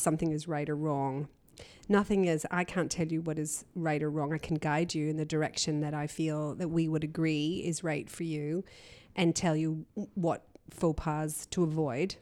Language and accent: English; Canada; also born or lived in Belfast, Northern Ireland / London; grew up in Canada. We exiled to Canada in the seventies when I was a baby